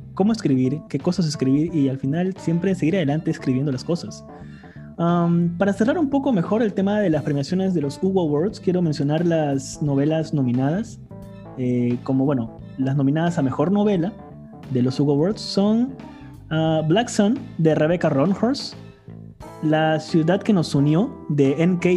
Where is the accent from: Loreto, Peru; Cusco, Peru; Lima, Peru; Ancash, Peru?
Loreto, Peru; Iquitos; yo soy de Iquitos y, para los que nos escuchan y no son de Perú, Iquitos es básicamente una isla en medio del Amazonas, en Perú